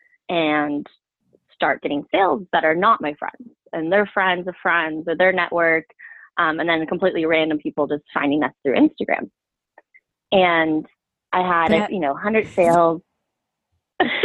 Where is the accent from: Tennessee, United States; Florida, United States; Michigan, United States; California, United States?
California, United States; Bay Area; moved away as an adult; also born or lived in Colorado; I grew up in the Bay Area